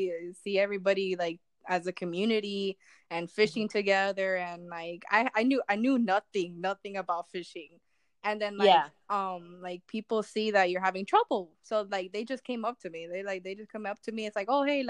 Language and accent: English; Miami, Florida, United States; moved away as an adult; now in Largo, United States; coming from Miami, I'm used to more of like rowdiness